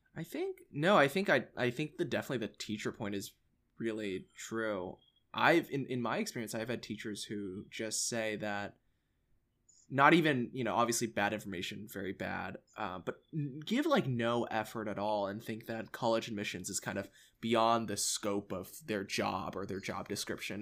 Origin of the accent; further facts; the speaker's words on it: Allen, Texas, United States; I came from Allen I S D, which is, if you don't know, it's like this massive high school in the suburbs of Dallas